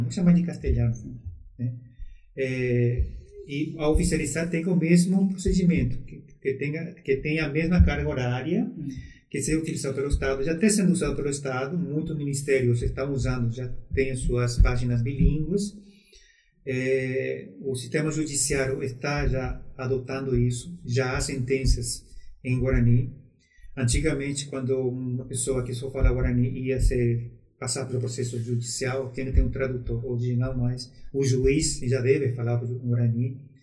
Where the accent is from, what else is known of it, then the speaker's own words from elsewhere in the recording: Paraguay; also born or lived in Brazil; now in Foz do Iguaçu, Brazil; eu nasci no Brasil, mas fui criado no Paraguai